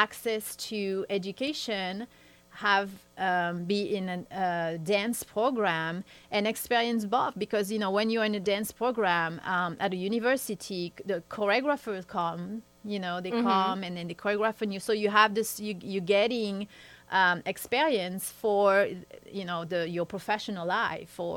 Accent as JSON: {"language": "English", "region": "southern France", "country": "France", "tie": "born or raised there", "also_born_or_lived": "Switzerland / New York", "moved": "yes", "said": "In my hometown, I'm French, so I grew up in the southern part of France."}